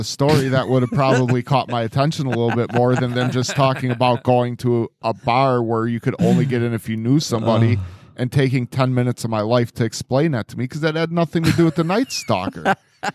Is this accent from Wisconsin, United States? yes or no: yes; Wisconsin, United States; I'm from Wisconsin, bitch.